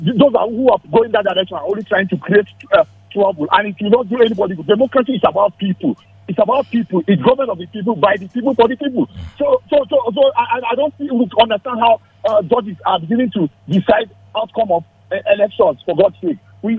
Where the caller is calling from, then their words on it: Nigeria; Yeah, …. I'm calling you from Shaka.